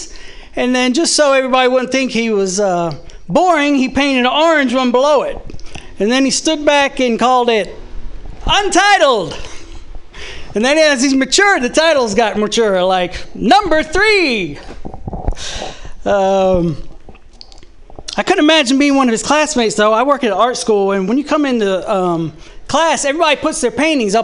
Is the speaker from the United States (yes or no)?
yes; the South, United States; I'm from the South